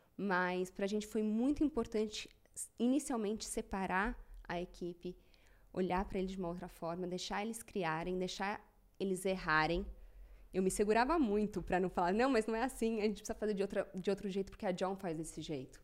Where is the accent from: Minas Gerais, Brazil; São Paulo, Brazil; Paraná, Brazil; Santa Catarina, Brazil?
São Paulo, Brazil; tenho 37 anos, sou de São Paulo.